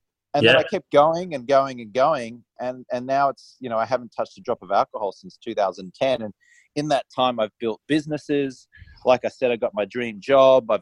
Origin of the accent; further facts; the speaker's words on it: Australia; I grew up in Australia and I was just an Australian societally acceptable drinker